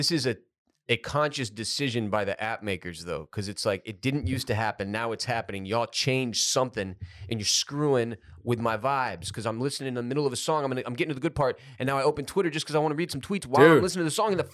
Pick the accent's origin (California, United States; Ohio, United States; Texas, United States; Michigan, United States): Texas, United States; Houston; growing up in Houston